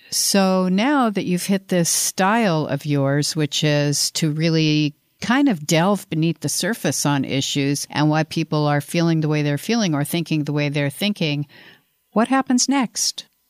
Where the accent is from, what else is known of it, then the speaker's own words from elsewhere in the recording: Colorado, United States; now in Los Angeles, United States; I come from Colorado